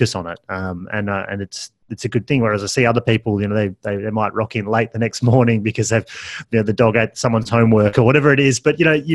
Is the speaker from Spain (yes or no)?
no; Perth, Western Australia, Australia; I'm from Perth